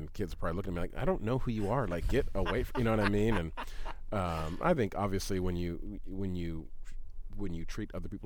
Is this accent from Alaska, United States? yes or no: yes; Anchorage, Alaska, United States; I'm from East Anchorage and I'm half black and half white.